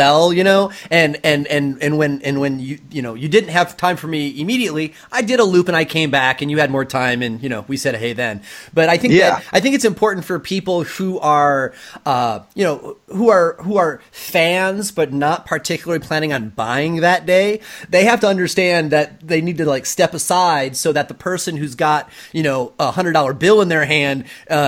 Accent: Michigan, United States; now in West Coast, United States; I'm actually from Michigan

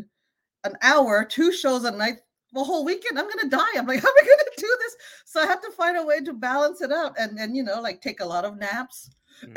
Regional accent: Canada; moved away as an adult; also born or lived in Cambodia (ancestry); now in United States; I come from Canada. I'm used to universal healthcare

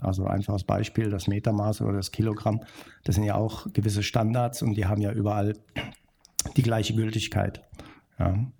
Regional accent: Bornheim, North Rhine-Westphalia, Germany; ich komme aus der Nähe von Köln Bornheim heißt

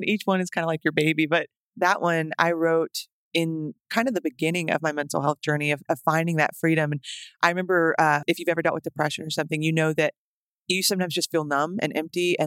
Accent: Tyler, Texas, United States; moved away as an adult; also born or lived in Romania; now in Nashville, United States; I grew up in Tyler, Texas mostly, but we went to Romania for 2 years

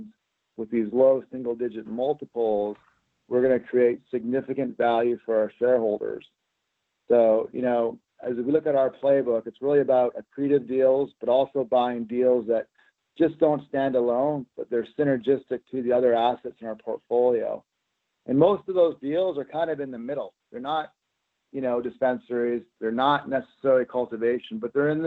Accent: Alberta, Canada; moved away as an adult; also born or lived in Vancouver, Canada / Toronto, Canada; now in Las Vegas, United States; I was born in Vancouver, Canada. I grew up in the prairies of Alberta

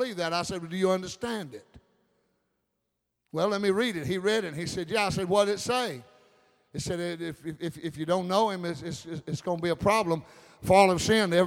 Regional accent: United States; I'm an American

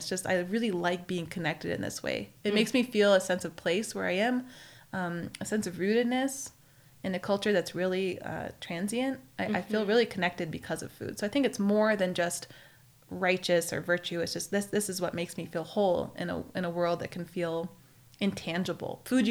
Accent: Maine, United States; Yeah, we had gardens, and I grew up in Maine. Before I moved to Tahoe, we had gardens there.

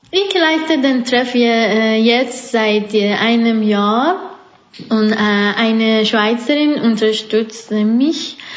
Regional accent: Iran; now in Switzerland; ich komme aus dem Iran.

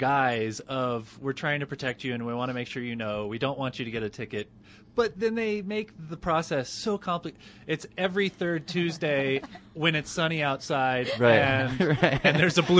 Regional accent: Roswell, New Mexico, United States; now in Denver, United States; I grew up in New Mexico. I grew up in Roswell, and we had smothered burritos in Roswell.

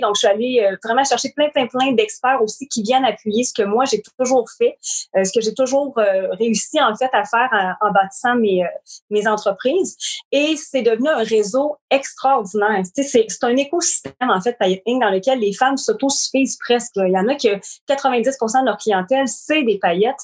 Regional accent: Shawinigan, Quebec, Canada; Je suis de Shawinigan. Écoute, encore, j'habite encore ici

